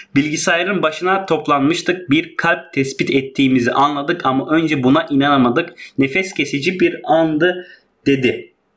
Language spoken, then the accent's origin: Turkish; Hatay, Turkey; biz çok ya Hataylı olduğumuz